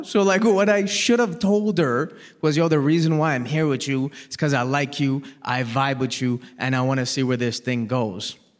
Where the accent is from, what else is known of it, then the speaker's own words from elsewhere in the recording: Toronto, Ontario, Canada; I was born and raised in Toronto